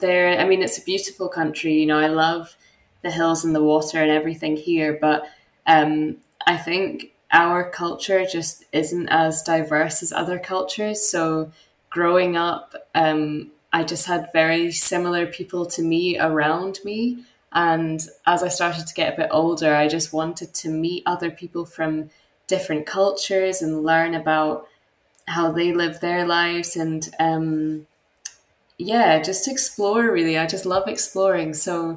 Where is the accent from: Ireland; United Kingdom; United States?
United Kingdom; Helensburgh, Scotland; I grew up in a very small coastal town on the west coast of Scotland. It was actually where the TV was invented by John Logie Baird. So although it's not a super well-known town here, it's actually got quite a rich history. So it was a very small town, probably 15,000 people population-wise.